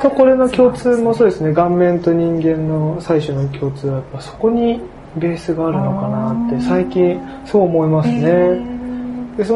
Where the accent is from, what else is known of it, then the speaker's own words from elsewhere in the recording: Tachikawa, Tokyo, Japan; 僕は立川付近東京のに生まれ育って、